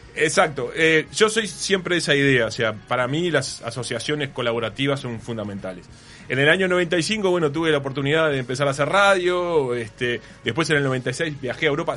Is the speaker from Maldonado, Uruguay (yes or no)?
no; San José, Uruguay; born or raised there